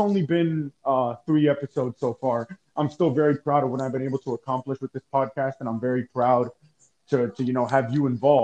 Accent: Miami, Florida, United States; my hometown team

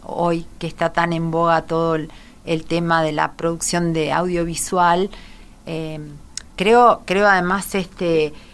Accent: Salto, Uruguay; somos dos salteños

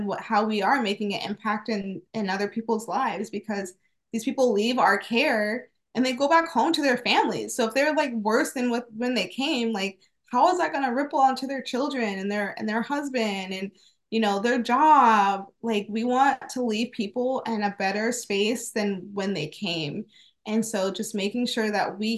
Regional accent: Phoenix, Arizona, United States; also born or lived in Wisconsin; I was raised here in Phoenix. I was born in Wisconsin, but raised here.

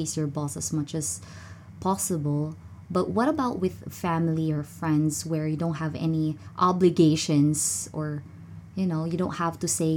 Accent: Philippines; I'm a Filipino

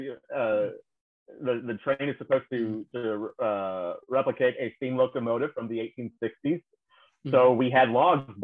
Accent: Houston, Texas, United States; as an Astros fan growing up in the Dome

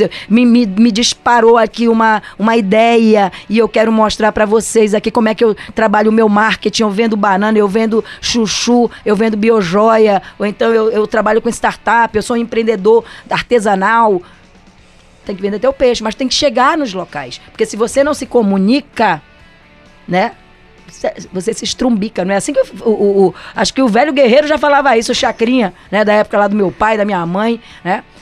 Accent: Brazil; sou brasileira

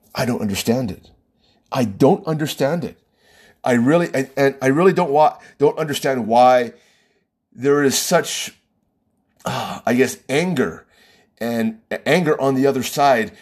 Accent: United States; My own people, I'm American

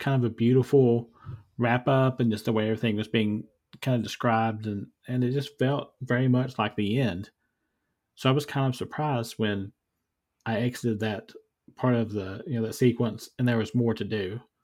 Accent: Eastern Kentucky, United States; moved away; where I grew up in Eastern Kentucky

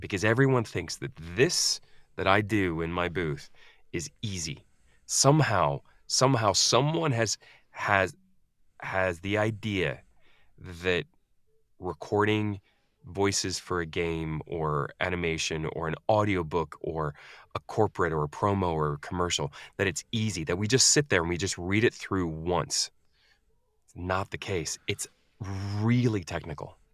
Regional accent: United States; also born or lived in Scandinavia; now in United Kingdom; I am an American in the U K

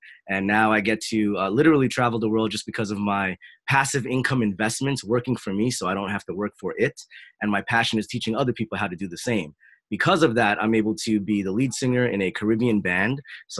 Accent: Jersey City, New Jersey, United States; I am not Italian. I was born and raised in Jersey City, New Jersey, although I am always traveling for over a decade now.

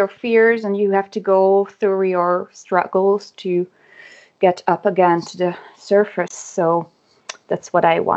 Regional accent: Hungary; first language Hungarian; English is a second language; my native language too, mother language too

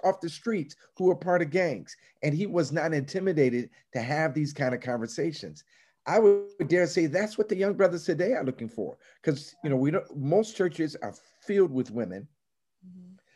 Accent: Chicago, Illinois, United States; I grew up in Chicago, but I grew up in an era where we would still have segregated housing

